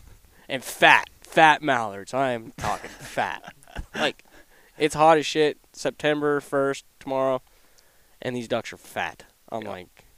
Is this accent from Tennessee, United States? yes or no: no; Wyoming, United States; I'm from Wyoming.